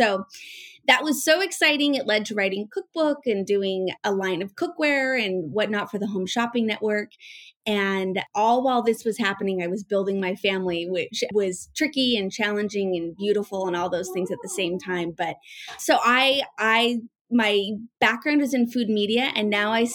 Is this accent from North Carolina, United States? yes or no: no; Northern Utah, United States; I was born and raised in Northern Utah